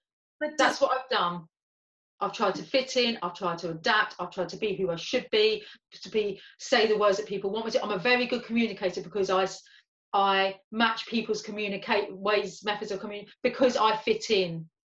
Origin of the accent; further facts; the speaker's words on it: London, United Kingdom; accent: London; I wanted to speak with my London accent. Like, I don't have as much of a London accent as I did have, and as much as my family still have